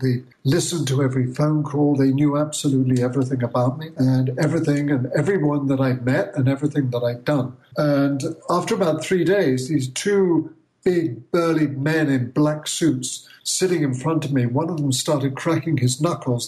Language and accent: English; Bath, South West England, United Kingdom; moved away as an adult; now in United States; my hometown of Bath in England